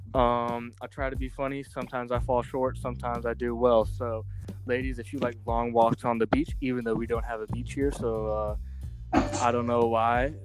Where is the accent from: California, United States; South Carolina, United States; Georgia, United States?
South Carolina, United States; I'm from South Carolina